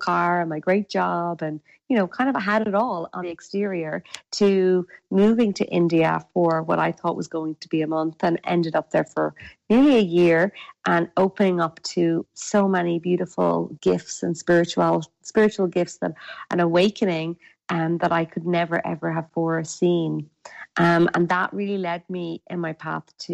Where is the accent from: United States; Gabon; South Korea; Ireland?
Ireland; west coast of Ireland; accent: Irish; I'm actually Irish, so my accent is Irish, and I'm from the west coast of Ireland.